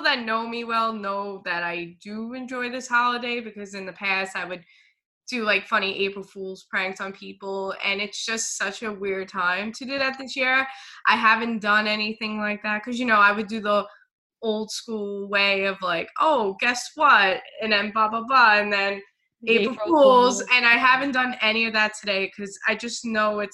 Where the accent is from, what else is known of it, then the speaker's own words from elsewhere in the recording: New York City, New York, United States; also born or lived in Brooklyn; I moved to Staten Island, I was like 2.5, and haven't moved out of Staten Island. I've been born and raised here